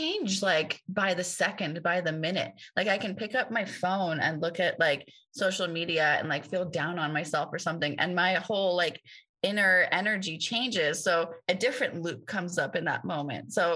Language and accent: English; Tehran, Tehran Province, Iran; now in United States; I grew up in the only Hindu temple in Tehran where my father was the pujari